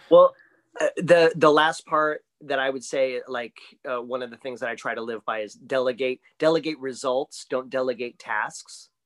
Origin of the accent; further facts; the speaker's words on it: Green, Ohio, United States; moved away as an adult; also born or lived in Akron, Ohio; now in Orlando, United States; I grew up in Greene, Ohio, went to Greene High School